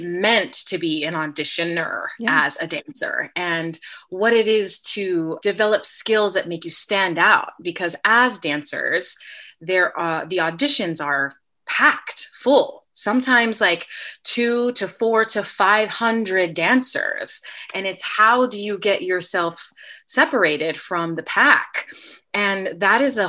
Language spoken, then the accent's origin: English; San Diego, California, United States; also born or lived in upstate New York; I am originally from San Diego, California